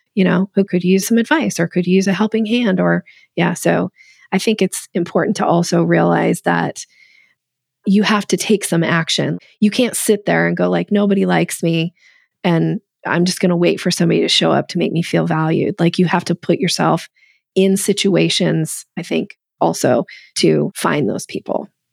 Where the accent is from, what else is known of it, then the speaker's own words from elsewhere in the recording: Boise, Idaho, United States; I grew up in Boise, Idaho